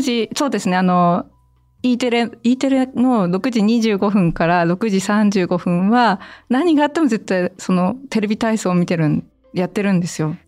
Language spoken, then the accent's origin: Japanese; Niigata, Japan; moved away; also born or lived in Yamagata; 実家に帰ってたんですよ新潟の